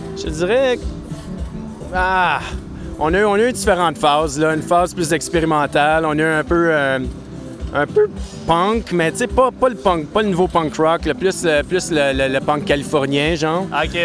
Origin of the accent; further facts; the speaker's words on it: Maniwaki, Quebec, Canada; moved away as an adult; also born or lived in Gatineau / Montreal / Japan; je viens de Gatineau, d'ailleurs. je viens de Maniwaki. Je suis né à Maniwaki